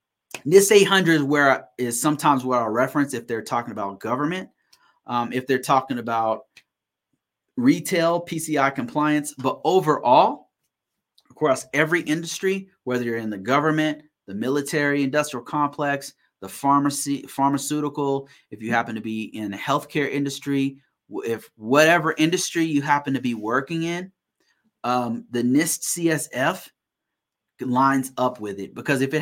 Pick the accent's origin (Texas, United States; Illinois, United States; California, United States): California, United States; Sacramento; now in Colorado, United States; No, actually I'm originally from Sacramento, California. Right now I'm in Colorado. Been living here. This is a place I call home now.